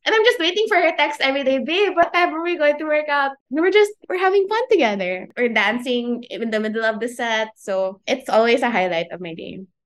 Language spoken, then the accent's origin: English; Iligan, Northern Mindanao, Philippines; also born or lived in Manila; I was born in Manila, raised in Iligan, so that's in Lanao del Norte.